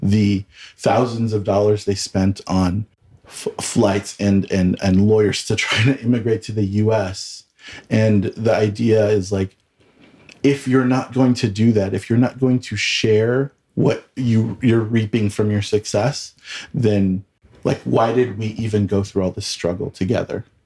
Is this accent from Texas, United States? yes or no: no; Southern California, United States; moved away as an adult; also born or lived in Washington, D.C. / San Francisco; now in Denver, United States; I am originally from Southern California, born and raised